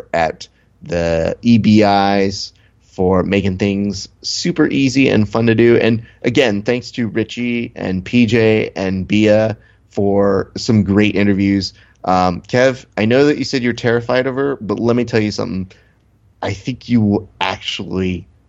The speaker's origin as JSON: {"language": "English", "town": "Hacienda Heights", "region": "California", "country": "United States", "said": "I'm from Hacienda Heights."}